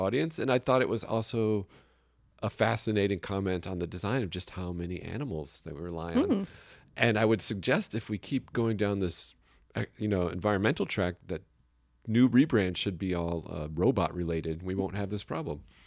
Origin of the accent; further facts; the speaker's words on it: New York, United States; accent: New York; That's my New York accent